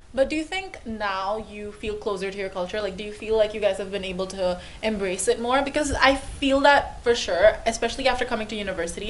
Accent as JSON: {"language": "English", "country": "India", "tie": "born or raised there", "moved": "yes", "lives_now": "Hong Kong", "said": "I was born in India and then I moved to Hong Kong"}